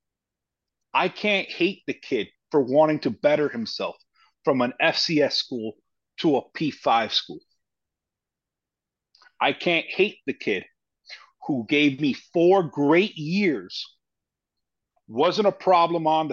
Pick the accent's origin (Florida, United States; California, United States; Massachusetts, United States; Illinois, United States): Florida, United States; Miami; we're both from Miami